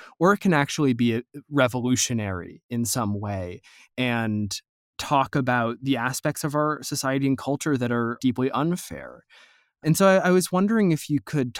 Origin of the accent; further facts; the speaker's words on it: United States; as an American, as a damn Yankee